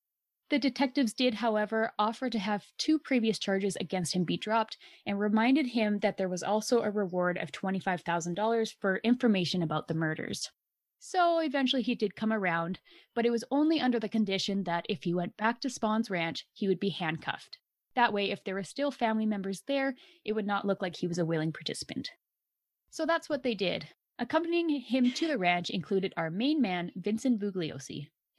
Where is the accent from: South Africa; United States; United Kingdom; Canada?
Canada; One time while traveling internationally, I told a couple I was from Canada, and right away they assumed that I lived in an igloo in my lifetime.